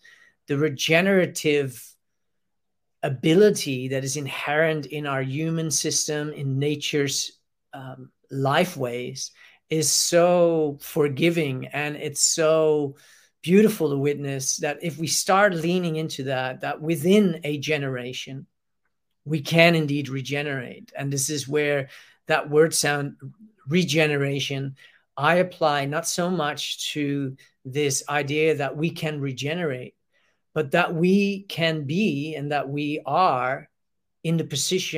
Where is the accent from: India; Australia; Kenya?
Australia; to limit ourselves within being maybe identify with the idea that I am Australian, well, I am human